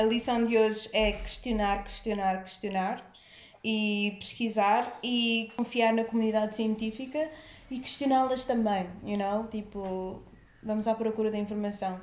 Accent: Cape Verde; eu sendo cabo-verdiana

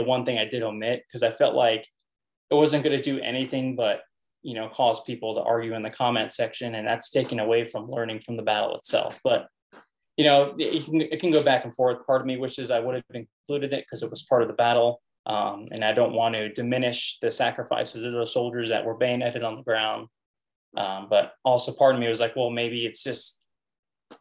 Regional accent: United States; I'm an American. I identify as an American

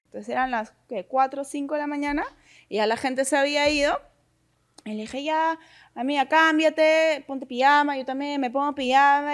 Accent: Peru; como peruano

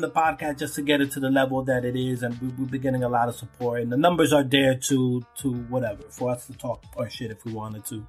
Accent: New York City, New York, United States; growing up in Brooklyn

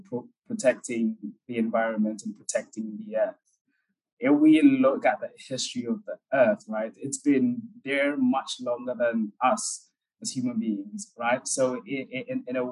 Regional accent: Accra, Greater Accra, Ghana; moved away as an adult; also born or lived in Germany; My biological parents are from Ghana, so I was born and raised in Ghana. But at the age of 9, they raised me. So from age 9, I was living with her in Accra.

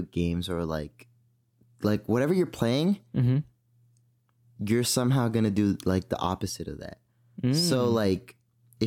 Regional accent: San Francisco, California, United States; I was born in San Francisco

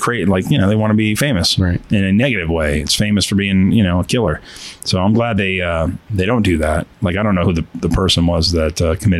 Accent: New York, United States; accent: East Coast; moved away; But even whites have our own dialect. I mean, I came from New York. We have an accent on the East Coast.

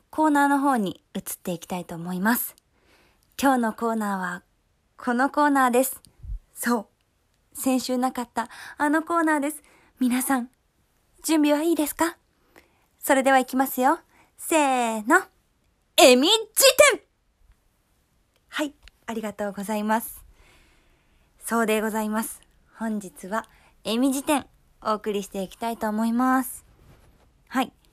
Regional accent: Kansai, Japan; accent: Kansai dialect; 私が今回は私がよく会話で使う関西弁を主に紹介していきたいと思います

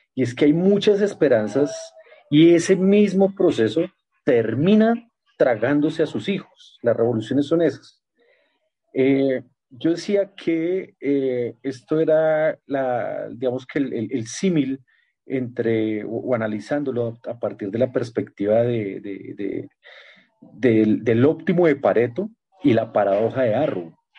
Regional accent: Colombia; como colombianos

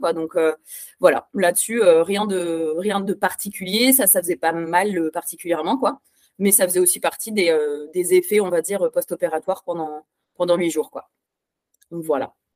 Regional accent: France; now in Belgium; je suis française, mais j'habite en Belgique

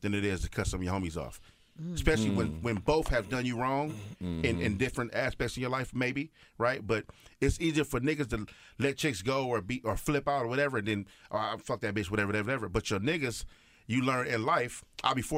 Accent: Los Angeles, California, United States; growing up on the East Side, I'll be at Hamilton High

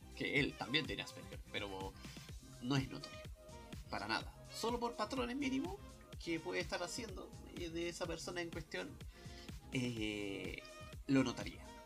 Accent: Chile; como persona chilena

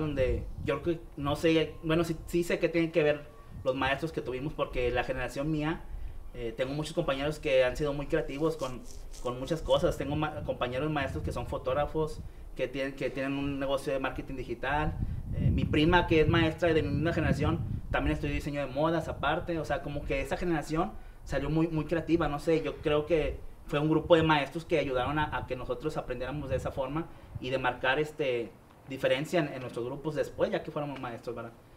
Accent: Guadalupe, Nuevo León, Mexico; soy aquí de Monterrey

